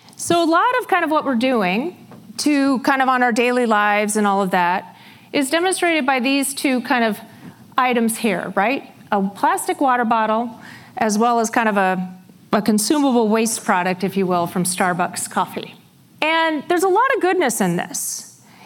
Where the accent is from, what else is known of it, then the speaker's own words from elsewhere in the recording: Iowa, United States; I grew up in Iowa in a very small town about 60 miles south of Rochester, Minnesota.